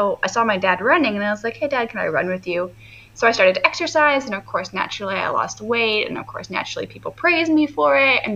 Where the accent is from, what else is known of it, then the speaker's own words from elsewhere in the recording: Canada; I'm from Canada, so our school system is a little bit different